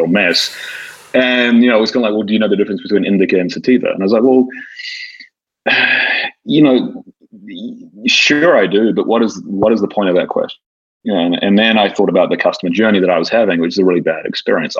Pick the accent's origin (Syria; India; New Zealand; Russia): New Zealand; moved away as an adult; now in Los Angeles, United States; while I don't sound like it, I kind of call LA home. You know, I'm from New Zealand. I moved to the States 26 years ago. I've now spent over half my life here